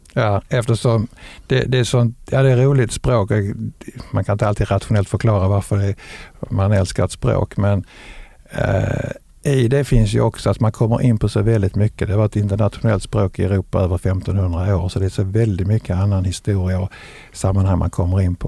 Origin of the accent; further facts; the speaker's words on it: Lund, Skåne, Sweden; also born or lived in Ystad; now in Veberöd, Sweden; jag kommer från Lund